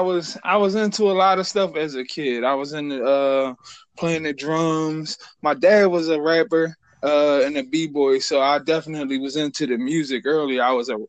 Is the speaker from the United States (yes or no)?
yes; Philadelphia, Pennsylvania, United States; I'm from Philly, North Philly. North Philly to Frankfurt, Northeast, and man, all over actually